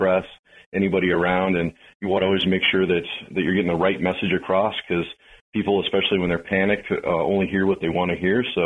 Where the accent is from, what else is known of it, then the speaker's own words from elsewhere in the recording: California, United States; also born or lived in Idaho / Buffalo, United States; now in Erie, United States; grew up in California